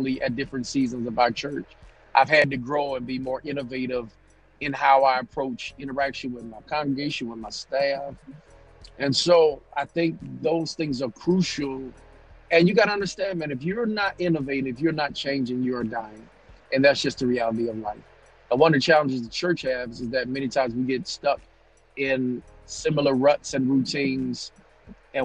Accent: Greensboro, North Carolina, United States; also born or lived in Maryland; now in Augusta, United States; I'm originally from Greensboro, North Carolina. Born in Maryland, but I'm raised in Greensboro

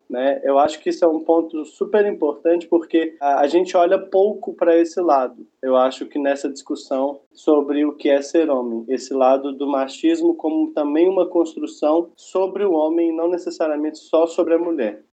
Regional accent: Belo Horizonte, Minas Gerais, Brazil; eu sou é, de Belo Horizonte, Minas Gerais

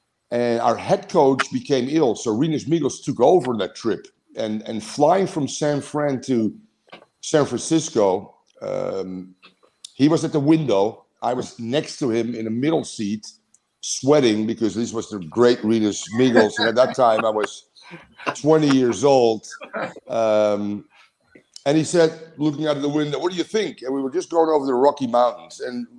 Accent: Amsterdam, North Holland, Netherlands; I mean, I'm from Amsterdam, so Ajax is my team.

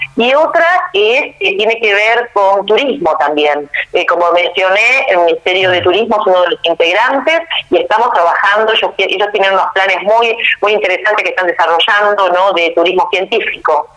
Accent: Argentina; hemos vivido nosotros como argentinos y como argentinas

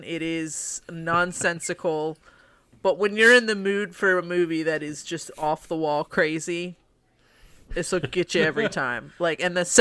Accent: United States; I'm from America

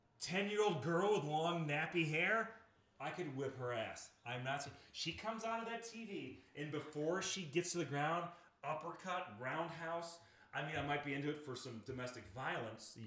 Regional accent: Rome, New York, United States; moved away as an adult; also born or lived in Orlando, Florida; I would come back to Central New York, where I'm from Rome, New York

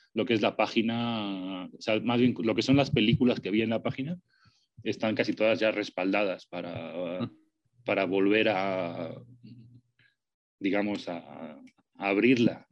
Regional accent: Spain; now in Mexico City, Mexico; yo soy español, soy gachupín

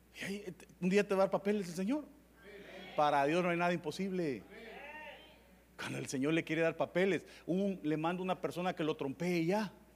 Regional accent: Tepecoyo, La Libertad, El Salvador; yo vengo de un pueblo que es en agua, se llama Tepecoyo

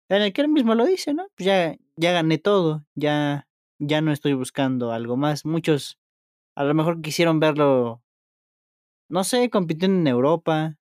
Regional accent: Mexico; a lo mejor uno como mexicano, no sé, ya le gusta su liga

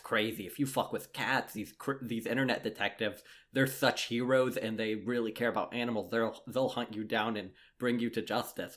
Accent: Lexington, South Carolina, United States; We're both from Lexington, South Carolina

